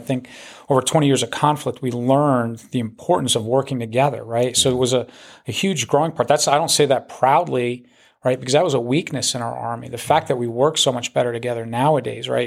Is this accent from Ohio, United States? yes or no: no; New Jersey, United States; moved away; I, I grew up in New Jersey, in North Jersey